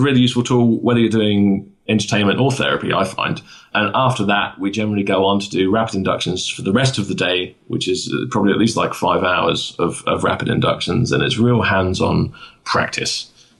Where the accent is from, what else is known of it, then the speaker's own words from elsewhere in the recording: United Kingdom; it's a hard life being a British stage hypnotist